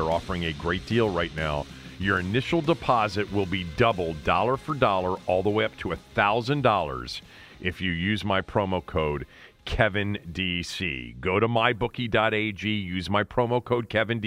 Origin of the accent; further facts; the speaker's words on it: Bethesda, Maryland, United States; I grew up in Montgomery County, went to the Walt Whitman High School in Bethesda